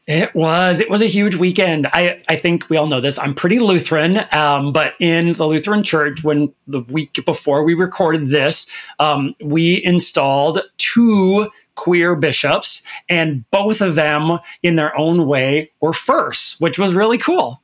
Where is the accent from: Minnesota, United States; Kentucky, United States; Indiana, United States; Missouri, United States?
Minnesota, United States; I'm from Minnesota